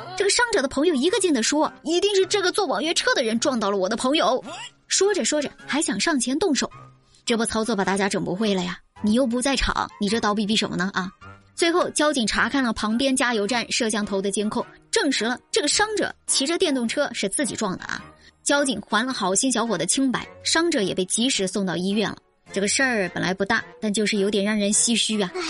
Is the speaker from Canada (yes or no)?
no; China; 作为中国人